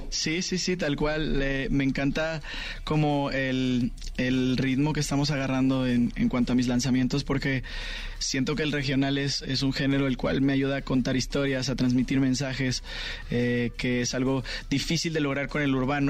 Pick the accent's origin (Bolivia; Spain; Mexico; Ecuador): Mexico; como mexicanos